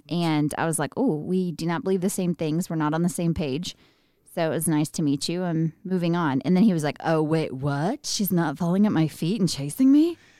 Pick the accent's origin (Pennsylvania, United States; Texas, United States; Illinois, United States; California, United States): Texas, United States; Midland; I was born and raised in Midland, where we live now